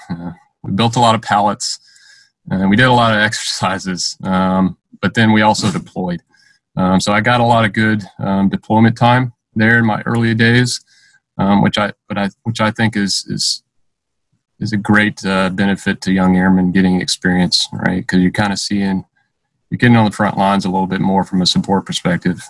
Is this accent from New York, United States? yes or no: no; Stone Mountain, Georgia, United States; moved away as an adult; I grew up in, in Stone Mountain, Georgia. Um, that's where I lived uh, my teenage years um, up through some portion of college.